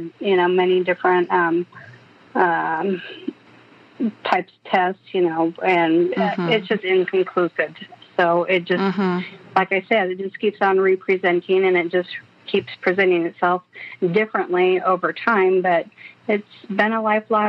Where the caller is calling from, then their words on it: Los Angeles, California, United States; Oh, I'm calling from Los Angeles, California.